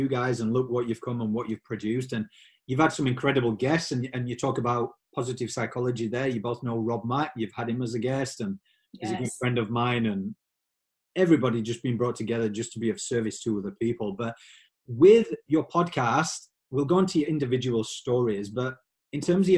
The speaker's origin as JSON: {"language": "English", "region": "Yorkshire and the Humber", "country": "United Kingdom", "accent": "Yorkshire", "said": "my Yorkshire accent"}